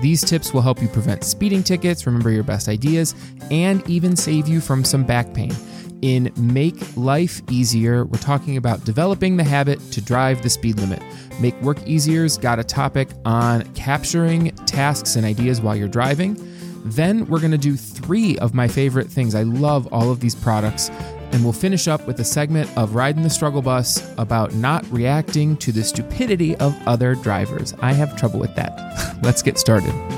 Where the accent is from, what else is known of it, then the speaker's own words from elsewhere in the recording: Dearborn, Michigan, United States; I actually grew up in the east end of Dearborn, Michigan